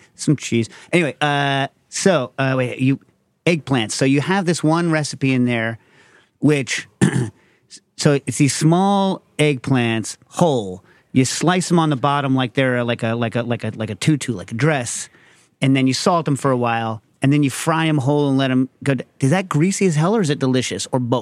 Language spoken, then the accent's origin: English; United States; I'm American